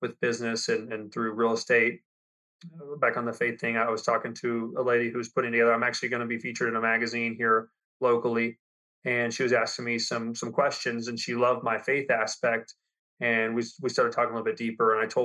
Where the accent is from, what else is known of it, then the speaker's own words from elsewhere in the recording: Lubbock, Texas, United States; I grew up in Lubbock, Texas.